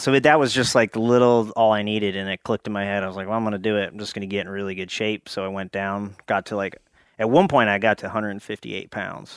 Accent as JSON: {"language": "English", "town": "Pottsville", "region": "Pennsylvania", "country": "United States", "tie": "born or raised there", "said": "I grew up in Schuylkill County, the anthracite coal region."}